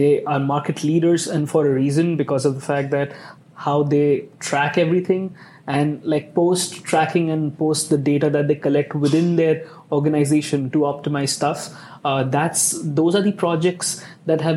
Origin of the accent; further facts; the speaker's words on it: India; now in Indianapolis, United States; I'm from India, so I have lived in big cities.